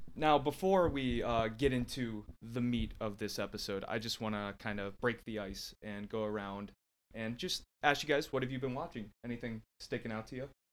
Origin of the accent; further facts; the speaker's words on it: Canton, Ohio, United States; growing up in Canton, Ohio, that's uh, what we call candy apple country